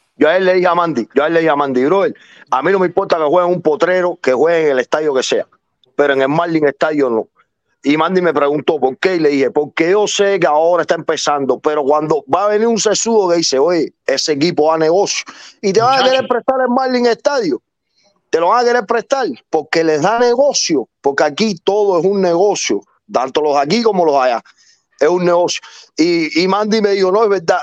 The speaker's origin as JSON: {"language": "Spanish", "country": "Cuba", "moved": "yes", "lives_now": "United States", "said": "todos somos cubanos"}